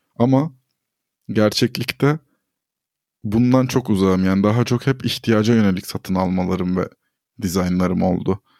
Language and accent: Turkish; Istanbul, Turkey; also born or lived in Ordu (family, summers); ben Avrupa yakasında büyüdüm ve hep böyle buranın merkezlerinden birinde yaşadım.